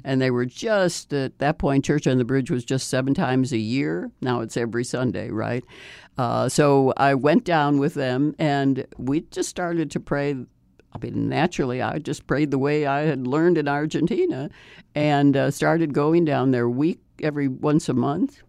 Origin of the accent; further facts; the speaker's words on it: Chicago, Illinois, United States; I grew up in Chicago